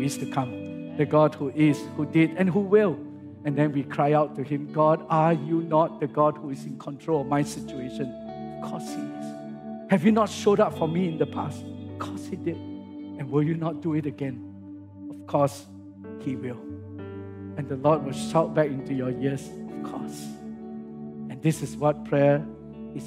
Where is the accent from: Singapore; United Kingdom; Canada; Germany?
Singapore; I come from Singapore